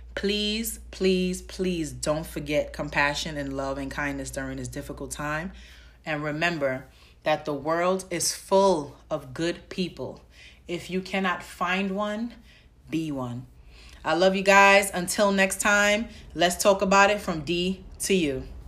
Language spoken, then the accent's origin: English; New York City, New York, United States; I'm from the Bronx